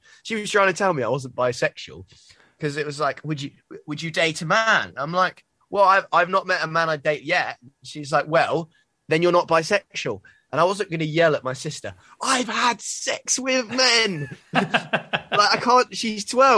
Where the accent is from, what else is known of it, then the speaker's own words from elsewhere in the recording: Brighton, South East England, United Kingdom; now in Bristol, United Kingdom; I was growing up in Brighton, where it's really normal.